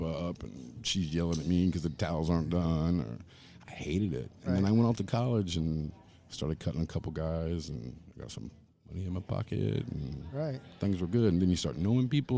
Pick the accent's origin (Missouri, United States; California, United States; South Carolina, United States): South Carolina, United States; Charleston; I actually grew up in Charleston, South Carolina. My father was in the Navy, so we traveled around a lot when I was a child. We kind of settled in Charleston